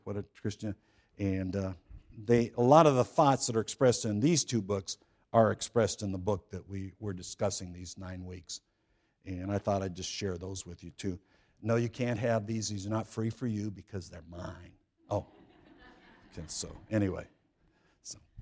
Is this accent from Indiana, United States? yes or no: no; California, United States; I grew up in California, so I say San Quentin